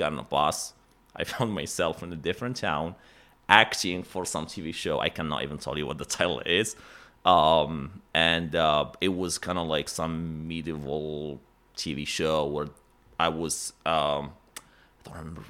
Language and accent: English; Morocco; English is a second language; So born and grew up, born and raised in Morocco. For the one who does not know where that is, it's North Africa. So kind of like close to Spain.